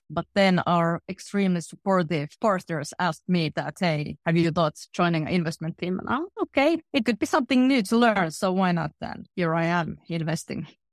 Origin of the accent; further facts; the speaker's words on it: middle Finland, Central Finland, Finland; I grew up in a very small factory town in middle Finland.